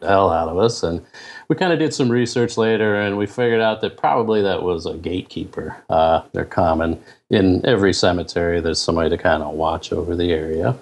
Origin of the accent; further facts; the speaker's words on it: Canton, Ohio, United States; I'm originally from Canton, Ohio